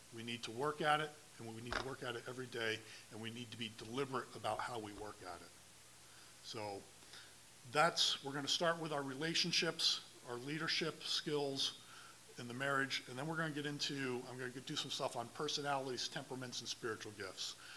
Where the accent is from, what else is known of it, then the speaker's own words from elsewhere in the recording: Dallas, Texas, United States; I was born and raised here in Dallas, lived here basically my whole life